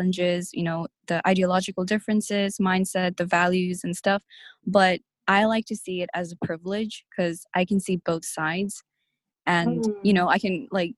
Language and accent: English; Hong Kong; I am a Nepalese born and raised in Hong Kong